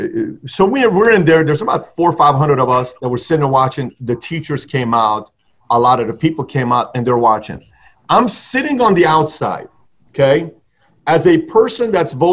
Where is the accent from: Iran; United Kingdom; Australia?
Iran; moved away; I grew up in Iran